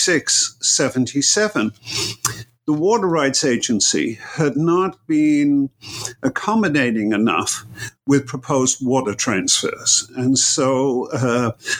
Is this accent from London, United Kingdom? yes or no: no; Manchester, North West England, United Kingdom; moved away; also born or lived in Berkeley, California; grew up in Manchester in England